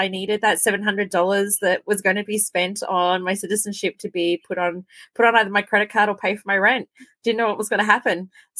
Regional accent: Melbourne, Victoria, Australia; moved away as an adult; also born or lived in California; now in Calgary, Canada; I'm on Treaty 7 over here in Calgary, but I'm originally from the Birrarung region out in Victoria, which is the Melbourne region along the Birrarung River of Murrumbidgee.

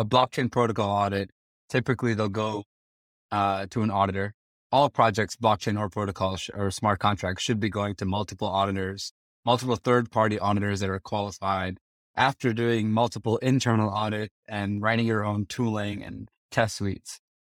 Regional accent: Princeton, New Jersey, United States; moved away as an adult; also born or lived in Kyiv, Ukraine / Las Vegas; I was born and raised in Prince in New Jersey

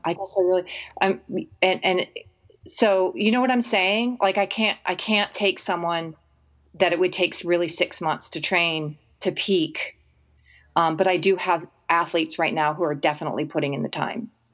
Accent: Arizona, United States; moved away; also born or lived in Bandon; Arizona is my hometown

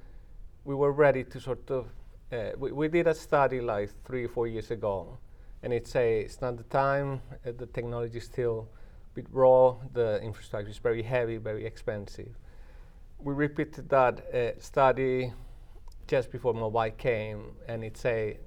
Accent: Colombia; moved away as an adult; also born or lived in United Kingdom; now in Manchester, United Kingdom; I'm from Colombia in South America, but I spent the past 30 years in the UK

